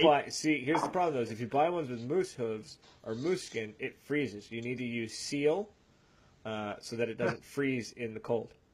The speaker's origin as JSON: {"language": "English", "region": "the Maritimes", "country": "Canada", "said": "we're from the Maritimes"}